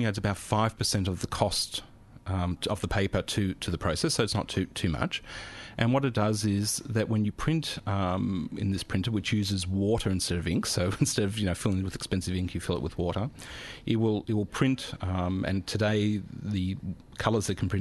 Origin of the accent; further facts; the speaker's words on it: Australia; now in Germany; as an Australian in Germany